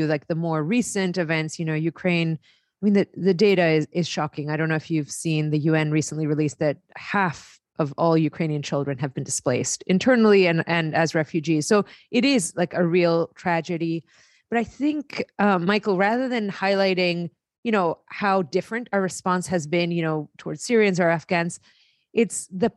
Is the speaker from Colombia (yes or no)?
no; Greece; moved away; I grew up in Greece